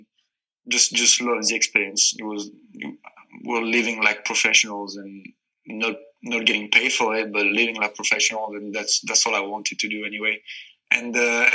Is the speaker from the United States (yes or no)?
no; north of France, France; moved away; I'm from France and I'm from the north. So I started playing in Lille Olympique Soccer